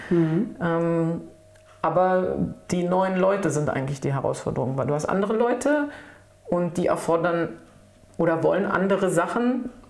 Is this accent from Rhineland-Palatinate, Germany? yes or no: no; Berlin, Germany; also born or lived in Saarbrücken; ich bin Berlinerin, echte. Spandauerin, aber in Charlottenburg geboren, nein, ja. Aber ich bin Berlinerin, wirklich schon immer, habe auch hier gelebt